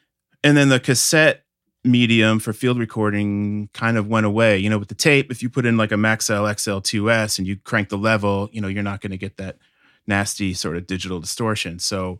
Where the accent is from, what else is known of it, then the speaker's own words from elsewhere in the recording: Milford, Connecticut, United States; now in Chicago, United States; I grew up in Milford, Connecticut in the States, which is a small town outside of New Haven.